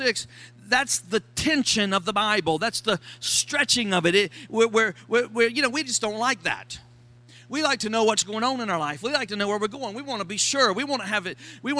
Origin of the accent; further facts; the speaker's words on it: Florida, United States; accent: Florida; My Florida accent